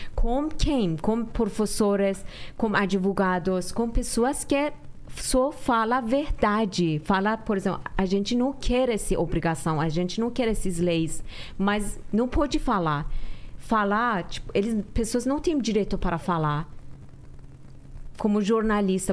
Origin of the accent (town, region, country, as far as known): Iran; moved away